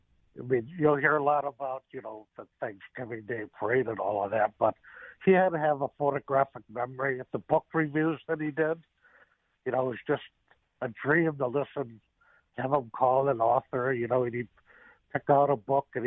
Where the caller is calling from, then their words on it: Missouri, United States; I'm calling you from Missouri.